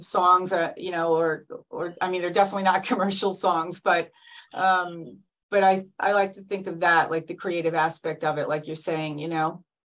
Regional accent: Fairfield, Connecticut, United States; I'm from Fairfield, Connecticut

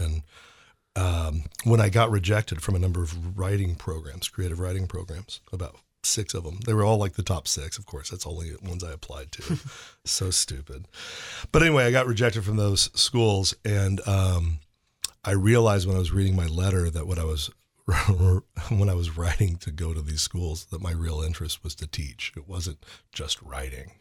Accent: St. Louis, Missouri, United States; moved away; I grew up in Saint Louis

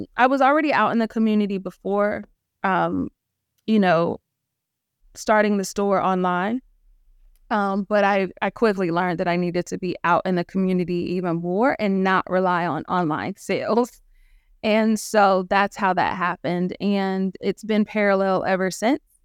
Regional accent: Clarksville, Tennessee, United States; I'm from Clarksville, Tennessee, small town, um, north of Nashville, Tennessee

